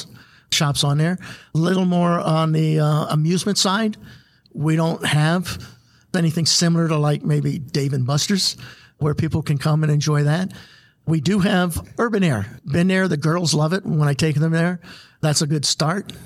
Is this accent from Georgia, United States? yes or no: no; Maryland, United States; moved away as an adult; now in Goodyear, Arizona, United States; I'm originally from Maryland. Came out here in 86.